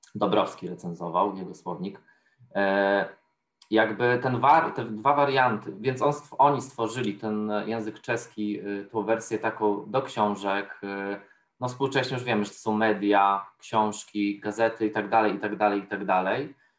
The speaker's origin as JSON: {"language": "Polish", "area": "Podkarpacie", "region": "Subcarpathian Voivodeship", "country": "Poland", "moved": "as an adult", "lives_now": "Warsaw, Poland", "said": "jestem z Podkarpacia"}